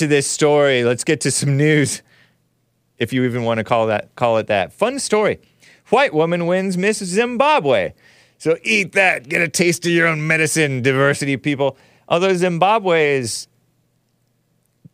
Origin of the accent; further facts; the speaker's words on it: United States; I'm a Native American because I was born in America. To American parents who were born in America to American parents.